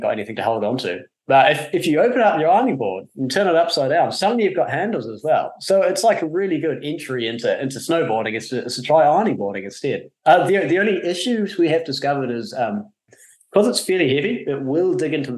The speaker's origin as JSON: {"language": "English", "country": "New Zealand", "said": "I come from New Zealand"}